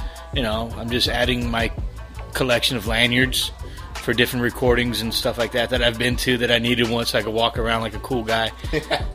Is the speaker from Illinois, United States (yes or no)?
yes; Chicago, Illinois, United States; accent: Chicago; moved away; I'm from Chicago